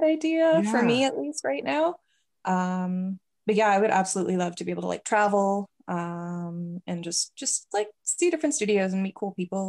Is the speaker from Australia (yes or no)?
no; Canada; also born or lived in United States; I always say I'm a terrible Canadian. I don't like the cold at all. I've lived here for like the majority of my life